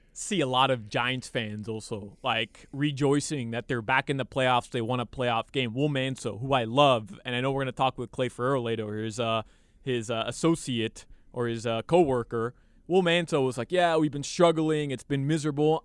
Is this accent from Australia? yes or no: no; Uruguay; I'm from Uruguay.